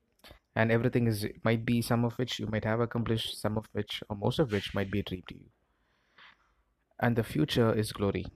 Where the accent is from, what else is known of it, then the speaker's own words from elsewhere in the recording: Chennai, Tamil Nadu, India; I'm from India. I'm from the southern part of India, from a place called Chennai.